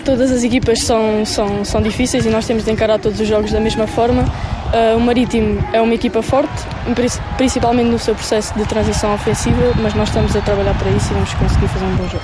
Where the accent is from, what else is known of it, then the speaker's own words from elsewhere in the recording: Bahia, Brazil; moved away as an adult; also born or lived in Iceland; now in Portugal; eu sou baiana